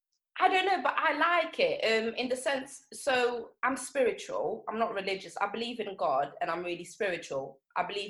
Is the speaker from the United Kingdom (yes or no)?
no; Angola; moved away; So I was born in Angola.